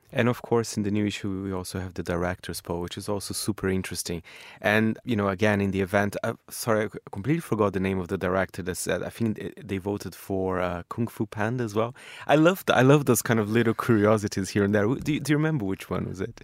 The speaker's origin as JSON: {"language": "English", "country": "Brazil", "tie": "born or raised there", "moved": "yes", "said": "my home country, Brazil"}